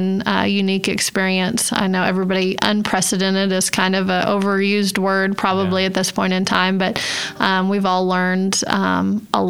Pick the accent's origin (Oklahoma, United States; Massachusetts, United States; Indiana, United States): Oklahoma, United States; Chickasha; now in Stillwater, United States; So growing up in Chickasha, and then now living east of Stillwater